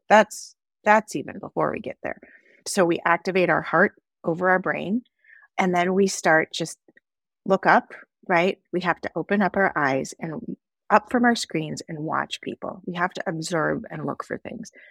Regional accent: Wisconsin, United States; also born or lived in Sandy Hook, Connecticut; I am from Wisconsin, and I am a cheesehead at heart. I love being from Wisconsin, I love this state, I love the people here

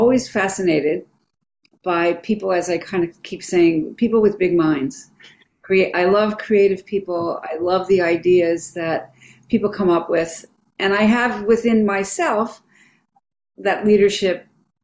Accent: East Coast, United States; now in San Francisco, United States; I'm from the East Coast

